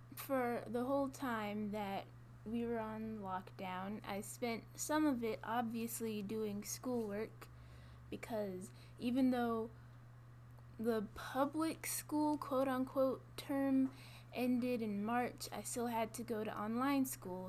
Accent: Gwinnett County, Georgia, United States; now in LaGrange, United States; I'm a freshman and I'm from Gwinnett County, Georgia

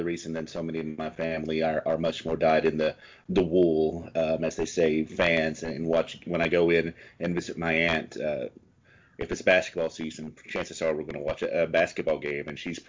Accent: Kentucky, United States; But just the fact that I was from Kentucky really kind of solidified.

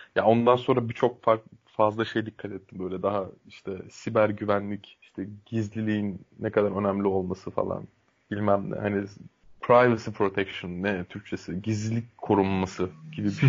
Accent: Turkey; Türk Türk'üm

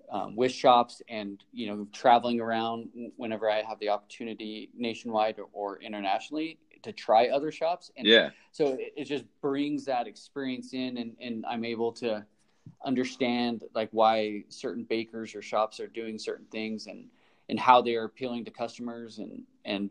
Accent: Oakley, Utah, United States; I was raised in Oakley, Utah, which is east of Park City, about 20 minutes

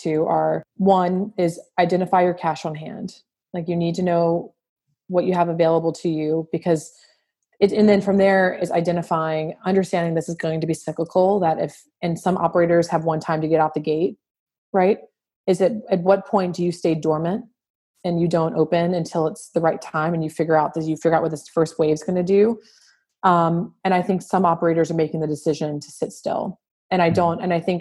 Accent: New Orleans, Louisiana, United States; I'm from born and raised in New Orleans

